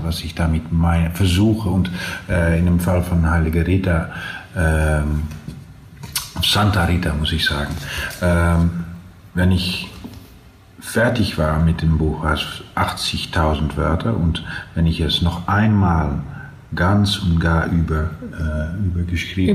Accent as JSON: {"language": "German", "area": "Twente", "region": "Overijssel", "country": "Netherlands", "tie": "born or raised there", "accent": "Low Saxon dialect", "second_language": "German", "said": "wir sprachen natürlich mehr das, das, das äh, niedersächsische Dialekt"}